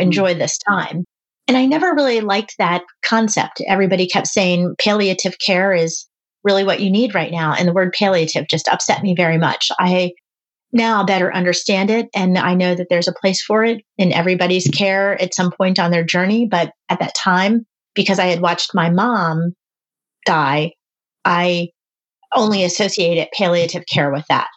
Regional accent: East Coast, United States; I'm from the East Coast.

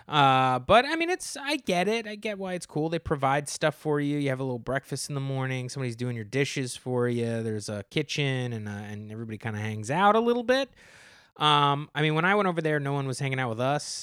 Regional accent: New Jersey, United States

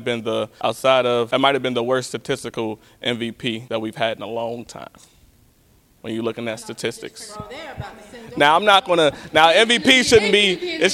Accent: Chicago, Illinois, United States; Nah, I'm from Chicago.

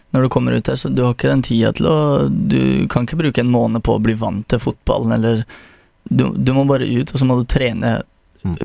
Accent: Porsgrunn, Vestfold og Telemark, Norway; jeg vokste opp i Herøya

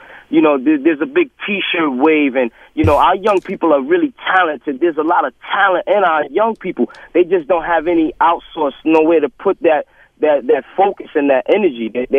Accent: New York City, New York, United States; I was born and raised in Brooklyn

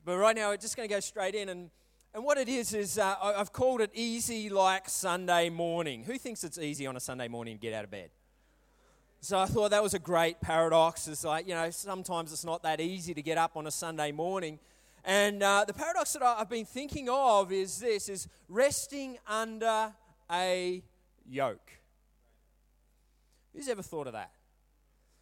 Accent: Brisbane, Queensland, Australia; also born or lived in Melbourne; I was moving from Melbourne to Brisbane again to find my feet

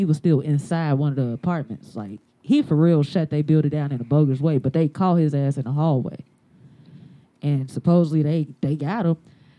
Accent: Chicago, Illinois, United States; But no, not born and raised. I'm from the Greens.

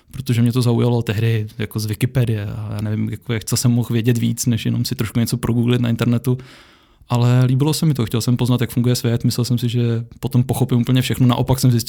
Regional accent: Czechia; Já jsem Čech, žiju v České republice a tady je pořád školství zadarmo.

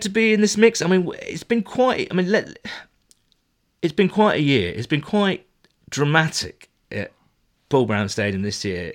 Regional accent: United Kingdom; I'm, I'm British

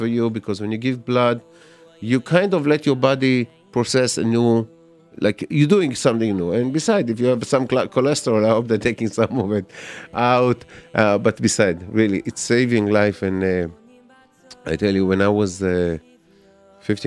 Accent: Israel; moved away; I grew up in Israel

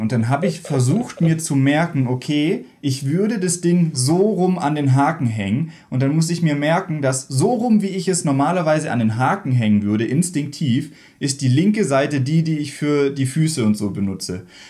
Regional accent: Baden-Württemberg, Germany; moved away; ich komme ja eigentlich aus Baden-Württemberg

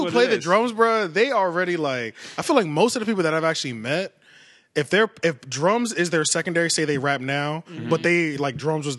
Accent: Philadelphia, Pennsylvania, United States; now in North Carolina, United States; If I'm in North Carolina, they know I'm not from North Carolina. So I say I'm from Philly. But when I leave North Carolina, I'm on vacation or something, like, where are you from? I'm from North Carolina.

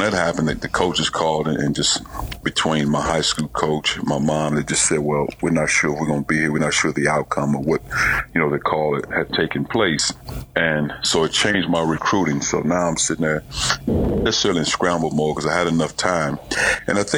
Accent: East St. Louis, Illinois, United States; moved away; also born or lived in Indianapolis; growing up in East St. Louis

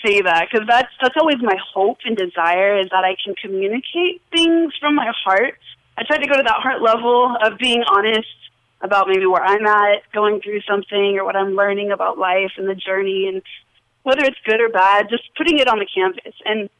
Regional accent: Las Vegas, Nevada, United States; And in Las Vegas, I kind of did start to discover that I loved art from early on

